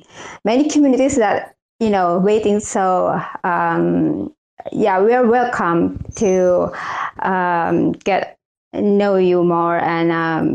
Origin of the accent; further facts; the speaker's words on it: Indonesia; English is a second language; I'm from Indonesia